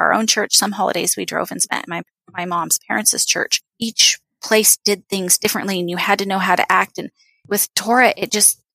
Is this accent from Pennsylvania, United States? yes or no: no; rural Oregon, United States; moved away as an adult; also born or lived in Tucson, Arizona; I grew up in rural Oregon.